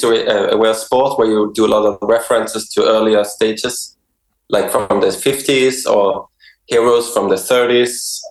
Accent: Sweden; now in Denmark; I'm from Sweden.

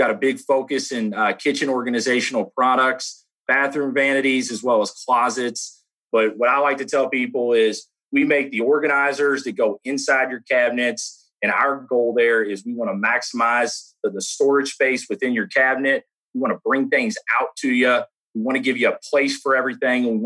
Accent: Louisville, Kentucky, United States; accent: Southern Kentucky; I'm from Louisville, Kentucky, born and raised, been here all my life. So yeah, I guess a little Southern Kentucky accent.

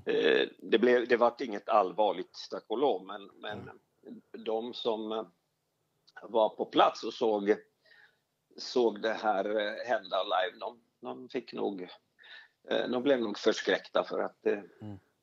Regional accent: Finland; moved away as an adult; now in Sweden; Jag är, jag är, jag är, är Sverigefinne, som det heter. Absolut. Jag, jag, jag kom till Sverige eh, som 18-åring och skulle sommarjobba

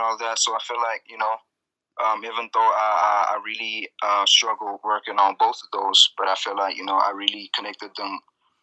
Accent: South Africa; Growing up in South Africa as an artist was, you know, it was quite an experience

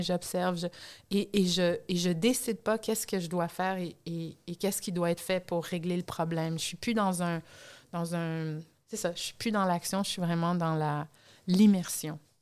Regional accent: Canada; moved away; du Canada parce que c'est le pays que je connais le mieux, en étant originaire, si vous en êtes pas encore rendu compte, étant donné mon accent

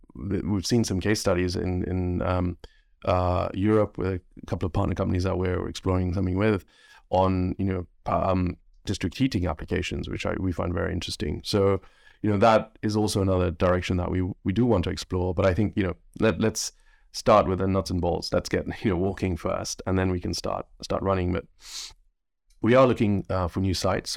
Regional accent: Kenya; now in United Kingdom; growing up in Kenya

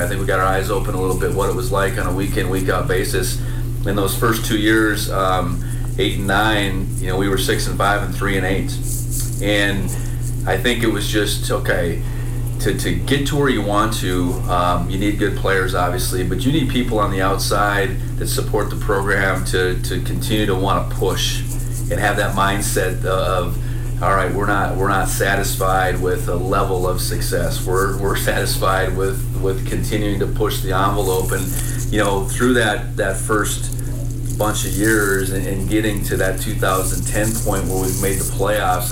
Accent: Buxton, North Dakota, United States; moved away as an adult; now in Bozeman, United States; I grew up in North Dakota

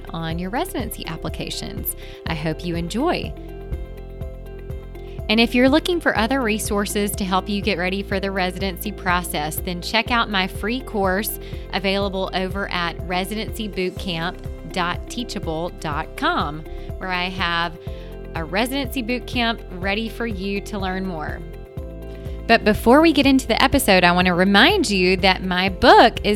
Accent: Mississippi, United States; I am from the Southeast. I grew up in Mississippi.

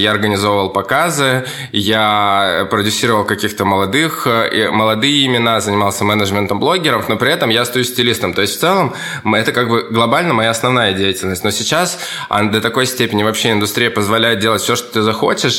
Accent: Kamchatka Krai, Russia; moved away as an adult; also born or lived in Saint Petersburg; Я вырос, родился на Камчатке.

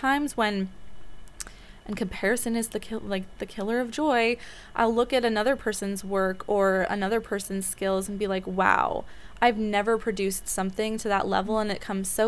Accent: Vancouver, British Columbia, Canada; I grew up in Vancouver, Canada, which I absolutely adore

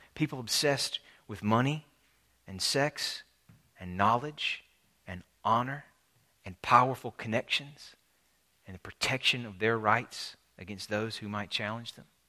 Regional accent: Alabama, United States; my home state of Alabama

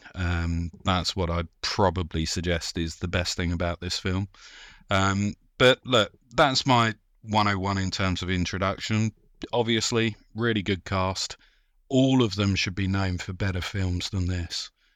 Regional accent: United Kingdom; we're British

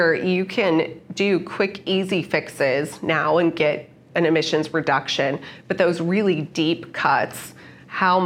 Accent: United States; as an American

